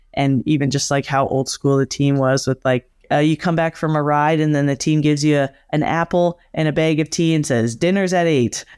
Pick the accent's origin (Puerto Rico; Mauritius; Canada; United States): Canada; Alberta; born or raised there; moved away